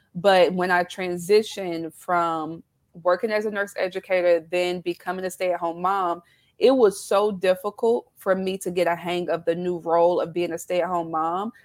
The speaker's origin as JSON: {"language": "English", "region": "South Carolina", "country": "United States", "tie": "born or raised there", "accent": "southern twang", "moved": "yes", "lives_now": "Baltimore, United States", "said": "I live in Baltimore, Maryland, although I'm originally from South Carolina. So I was born and raised in the South. So you'll hear that twang come out."}